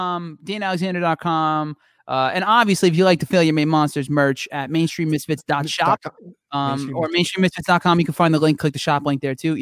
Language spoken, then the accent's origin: English; New Jersey, United States; I'm from New Jersey